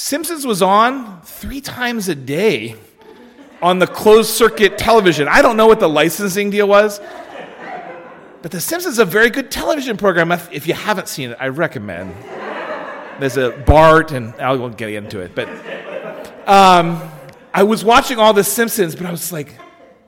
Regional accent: Pennsylvania, United States; I'm from Pennsylvania.

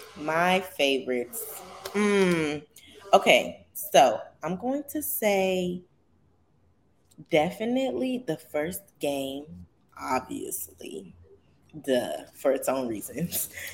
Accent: Chicago, Illinois, United States; I'm from Chicago

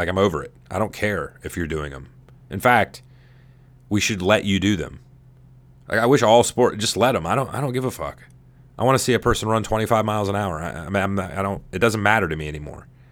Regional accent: United States; I'm an American

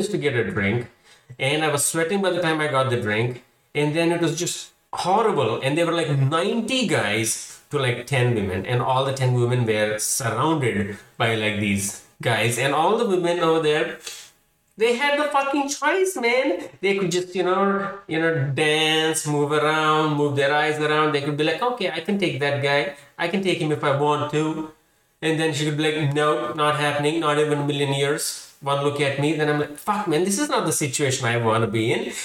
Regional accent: Hyderabad, Telangana, India; moved away as an adult; also born or lived in Houston / Kansas City; now in Seattle, United States; I'm from Hyderabad. It's a city in India

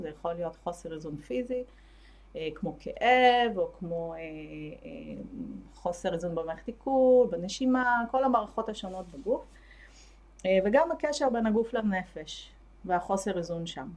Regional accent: Ashdod, Southern District, Israel; moved away as an adult; also born or lived in Tel Aviv / Haifa; אני מאשדוד במקור

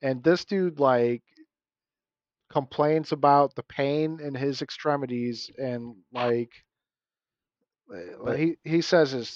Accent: Ohio, United States; I'm from Ohio

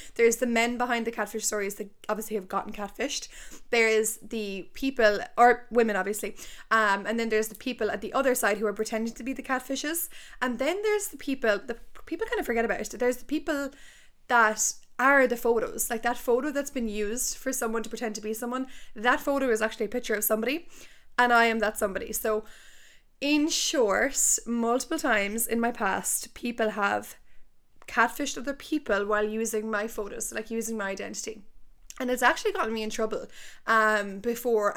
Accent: Tipperary, Munster, Ireland; I'm from Tipperary town

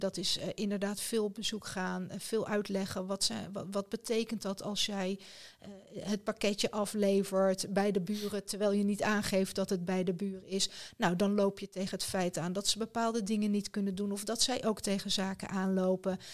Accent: Rotterdam, South Holland, Netherlands; Rotterdam, mijn geboortestad.

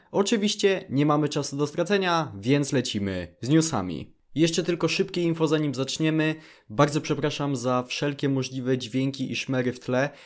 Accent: Poland; jestem smutnym nastolatkiem z Polski

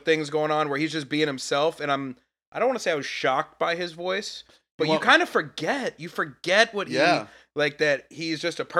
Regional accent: Atlanta, Georgia, United States; I tell them that I lived outside the loop, you know, OTP outside the perimeter

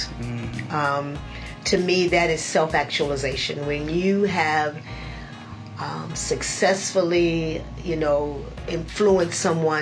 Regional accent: Philadelphia, Pennsylvania, United States; moved away; also born or lived in Virginia; I'm from Philadelphia

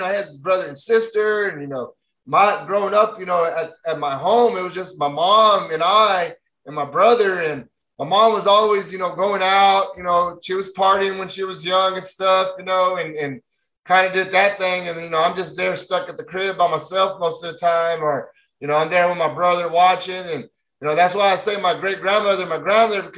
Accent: Fort Worth, Texas, United States; born and raised in Texas, from Stockyards, Fort Worth, where the Wild West started

